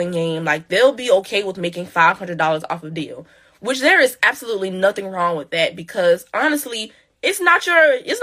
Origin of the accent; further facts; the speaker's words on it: Kingstree, South Carolina, United States; my hometown, which is King Street, South Carolina